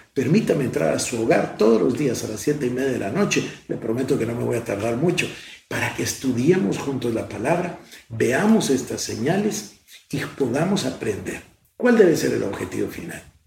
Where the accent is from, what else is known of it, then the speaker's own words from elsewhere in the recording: Guatemala; Soy el único guatemalteco en la historia que ha presidido el Consejo de Seguridad de Naciones Unidas